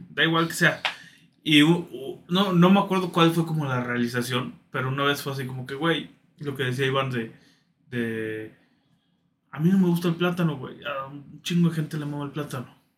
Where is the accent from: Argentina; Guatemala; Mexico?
Mexico; crecer en un, en una casa que, pues, como muchos mexicanos, güey, que son católicos conservadores